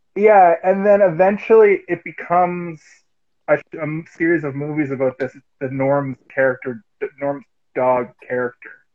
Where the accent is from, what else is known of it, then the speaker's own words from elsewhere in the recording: Halifax, Nova Scotia, Canada; now in Toronto, Canada; I'm from Halifax originally